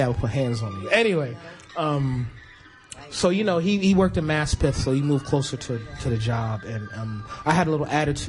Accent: New York City, New York, United States; also born or lived in Bronx, New York / Queens, New York; I came in the neighborhood from the Bronx at around 11, 12 years old and shit. And I had kind of like a chip on my shoulder because, you know, coming from the Bronx to Queens

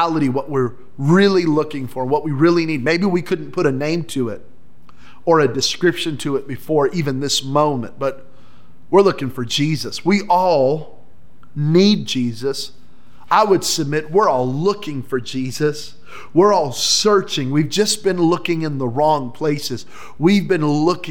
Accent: New Mexico, United States; I grew up in New Mexico

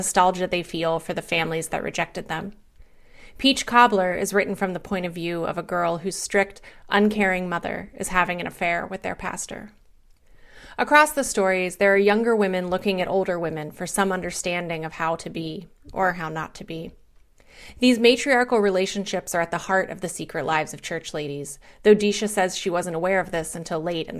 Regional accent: West Virginia, United States; moved away; also born or lived in Pittsburgh; I'm from West Virginia originally

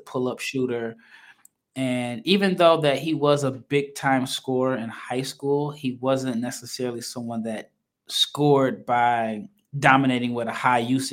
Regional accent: Omaha, Nebraska, United States; now in Texas, United States; I live in Texas, but I'm from Omaha, Nebraska.

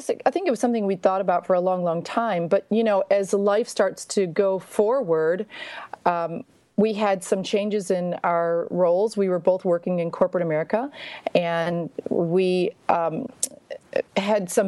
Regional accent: outside Buffalo, Western New York, United States; moved away as an adult; also born or lived in Arkansas; now in Little Rock, United States; I'm from Western New York, just outside Buffalo

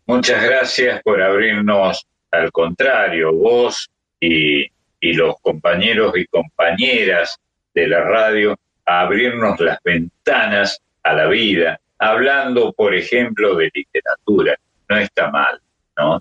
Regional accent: Córdoba, Argentina; now in Buenos Aires, Argentina; en Córdoba, de donde yo soy oriundo

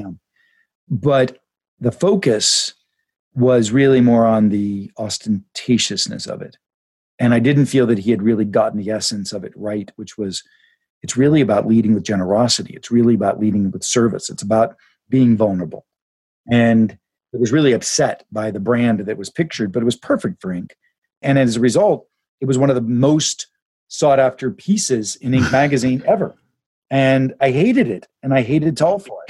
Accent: Pittsburgh, Pennsylvania, United States; I grew up in Pittsburgh back in the 70s

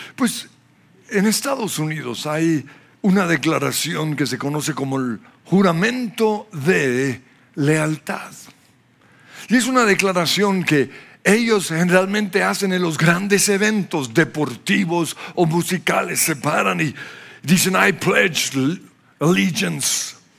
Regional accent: Australia; now in Colombia; Soy australiano porque nací en Australia

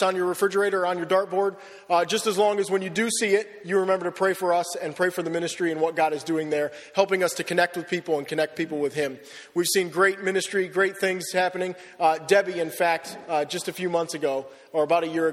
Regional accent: Wellsville, United States; moved away as an adult; also born or lived in Perth, Western Australia; now in Australia; I grew up in Wellsville

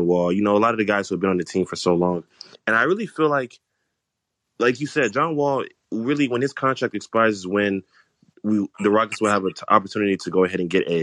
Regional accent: Nigeria; I'm Nigerian as well.

